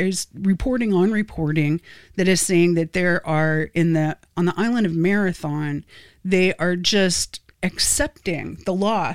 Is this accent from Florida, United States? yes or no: yes; Satellite Beach, Florida, United States; Where I grew up in Satellite Beach, that is a barrier island.